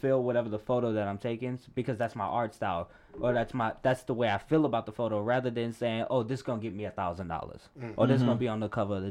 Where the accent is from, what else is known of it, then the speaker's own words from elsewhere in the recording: New Orleans, Louisiana, United States; I'm from New Orleans